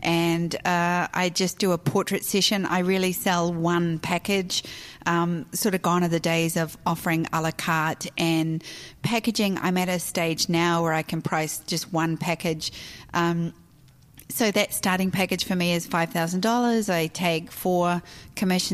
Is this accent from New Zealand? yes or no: yes; New Zealand; moved away as an adult; also born or lived in Australia; now in United States; I was born and raised in New Zealand.